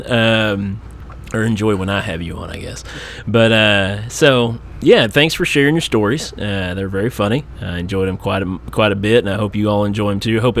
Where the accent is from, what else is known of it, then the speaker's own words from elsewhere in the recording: Eastern Kentucky, United States; I'm from Eastern Kentucky